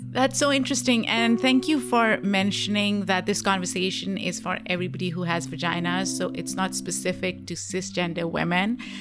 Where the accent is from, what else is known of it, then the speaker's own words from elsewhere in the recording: Pakistan; I grew up in Pakistan, South Asia